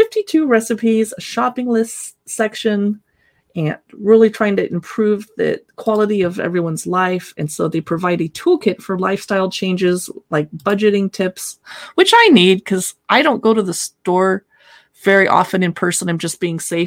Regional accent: Southern California, United States; I grew up in Southern California

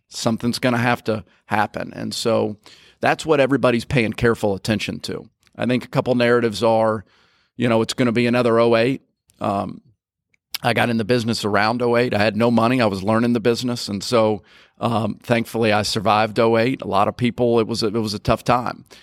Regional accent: Nicholasville, Kentucky, United States; moved away as an adult; also born or lived in Mississippi; now in Jackson, United States; I grew up in Kentucky, Nicholasville, Kentucky, just outside of Lexington.

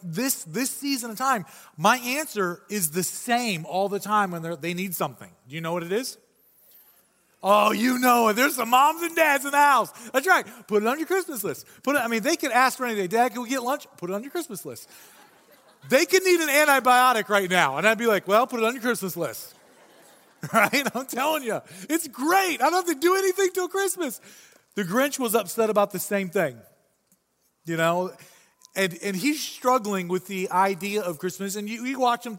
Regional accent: Michigan, United States; I say pop. It's because I'm from Michigan

